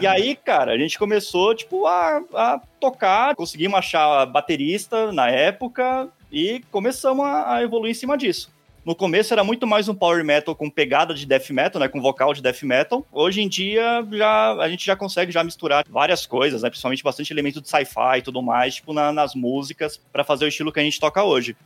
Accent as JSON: {"language": "Portuguese", "town": "Osasco", "region": "São Paulo", "country": "Brazil", "said": "eu sou de Osasco, né, aqui na Grande São Paulo."}